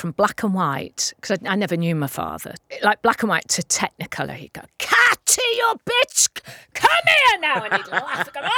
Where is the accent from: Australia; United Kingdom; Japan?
United Kingdom; North Wales; I am Welsh. Mm. Right, grew up in North Wales.